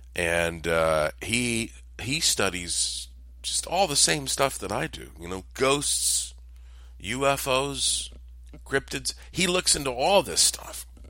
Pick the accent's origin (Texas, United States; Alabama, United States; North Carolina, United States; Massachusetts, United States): North Carolina, United States; Asheville; I am from Asheville, North Carolina